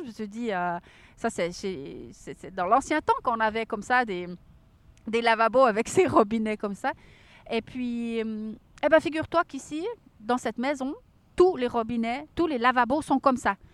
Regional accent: Switzerland; chez nous en Suisse

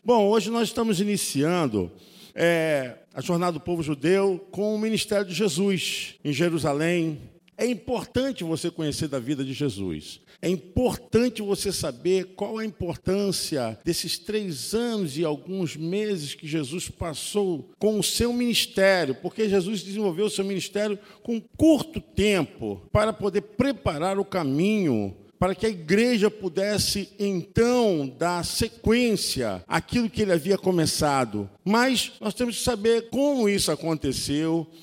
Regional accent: Nilópolis, Rio de Janeiro, Brazil; minha terra é lá

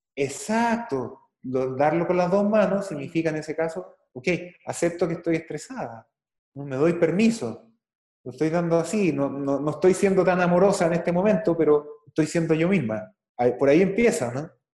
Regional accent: Chile; en Chile, en mi país

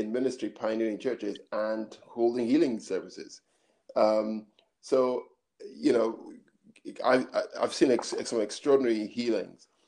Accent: Scotland, United Kingdom; also born or lived in Nigeria / Edinburgh; I grew up in Scotland until I was nine, then went back to Nigeria, did my secondary school there, then kept to Scotland, did further education back in Edinburgh

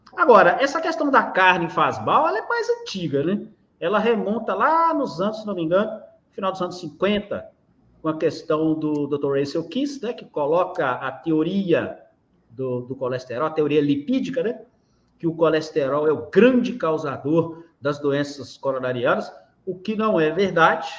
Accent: Minas Gerais, Brazil; Eu sou mineiro, uai! Moro em Minas Gerais, é, consegui agora voltar para minha cidade natal

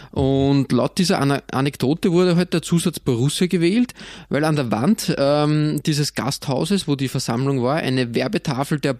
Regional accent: Austria; als Österreicher muss man immer, immer, immer schauen, dass man nicht in die Schräglage kommt bei solchen großen Fangruppierungen.

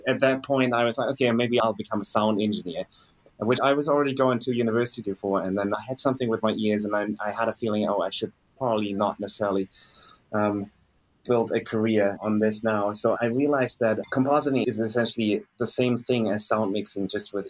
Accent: Germany; moved away as an adult; also born or lived in Australia; I grew up in Germany

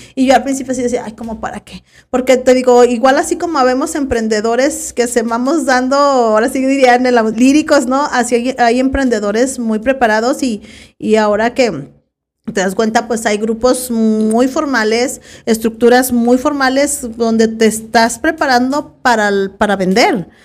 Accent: Zapotiltic, Jalisco, Mexico; mi pueblo Zapotiltic, de dónde voy a donde eres, yo de Zapotiltic

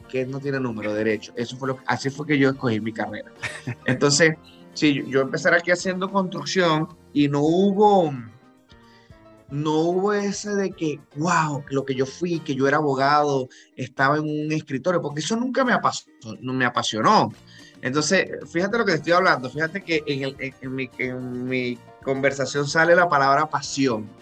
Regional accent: Barinas, Venezuela; moved away as an adult; also born or lived in Panama / Massachusetts; now in Miami, United States; Yo, yo soy de Barinas, estado Barinas, de la gente buena, de Barinas.

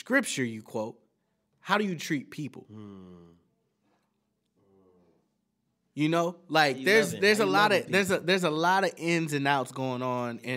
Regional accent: Texas, United States; I'm from Texas

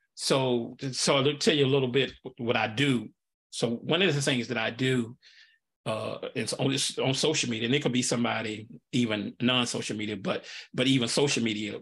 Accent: Nashville, Tennessee, United States; now in Pensacola, United States; I'm from Nashville originally, and I would go home a lot

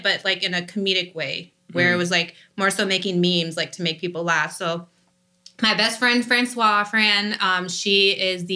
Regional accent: Sarasota, Florida, United States; also born or lived in Nantucket, Massachusetts / Port Charlotte, Florida / Fort Myers, Florida; I grew up in Sarasota, Florida, went to high school at Port Charlotte High School

